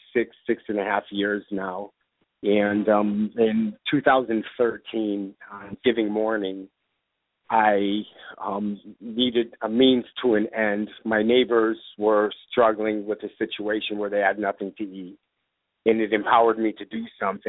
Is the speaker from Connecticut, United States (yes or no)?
yes; Bristol, Connecticut, United States; a local recycling company here in my hometown of Bristol, Connecticut. I grew up with the owner